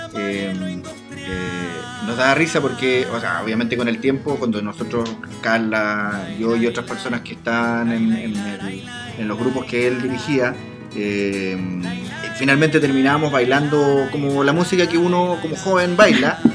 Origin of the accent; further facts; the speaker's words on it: Chile; yo soy de aquí, yo soy de aquí del Laurel